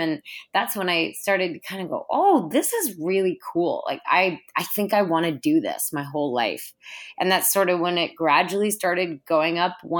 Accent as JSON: {"language": "English", "region": "Minnesota", "country": "United States", "tie": "born or raised there", "said": "It was awesome. I grew up in a really active, outdoorsy family. And so we were always going camping or going hiking or, you know, canoeing in the St. Croix River."}